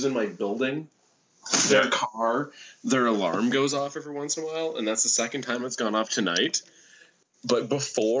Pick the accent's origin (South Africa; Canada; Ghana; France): Canada; being Canadian